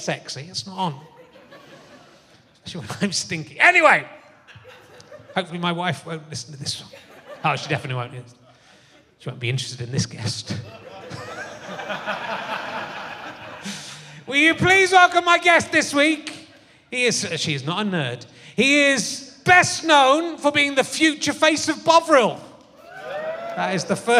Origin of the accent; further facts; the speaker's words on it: Somerset, South West England, United Kingdom; I was from Somerset